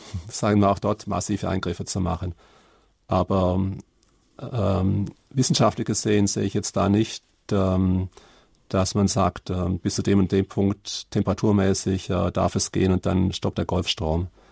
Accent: Karlsruhe, Baden-Württemberg, Germany; wo ich herkomme, Karlsruhe

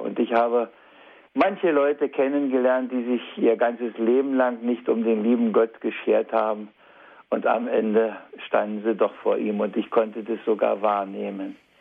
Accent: East Germany, Germany; hier bei uns in der DDR damals

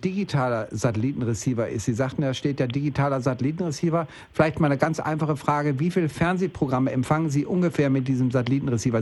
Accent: Bielefeld, North Rhine-Westphalia, Germany; moved away; ich bin jetzt gerade in Bielefeld oben gewesen, in meiner Heimatstadt

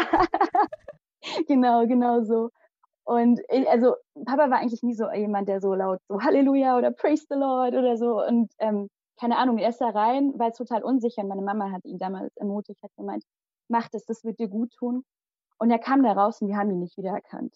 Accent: Limburg an der Lahn, Hesse, Germany; first language Malayalam; moved away as an adult; also born or lived in India / Hünfeld, Germany; Und geboren und aufgewachsen bin ich in Limburg

